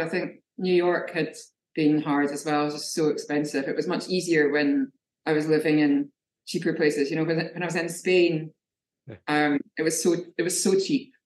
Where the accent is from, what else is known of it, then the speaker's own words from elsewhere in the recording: Scotland, United Kingdom; now in Brighton, United Kingdom; I'm a Scottish figurative painter.